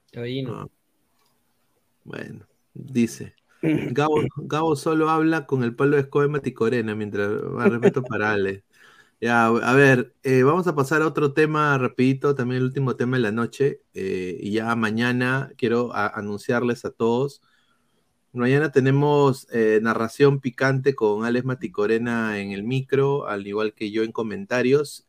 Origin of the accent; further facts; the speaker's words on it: Peru; todos somos peruanos